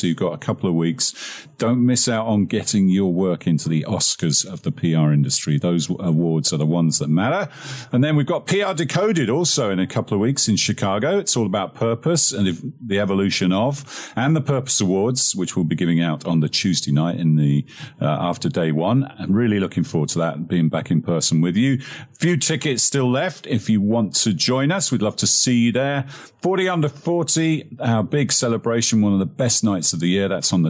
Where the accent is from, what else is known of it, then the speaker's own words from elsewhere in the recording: England, United Kingdom; now in United States; I'm the Englishman who's not got up to speed with American sports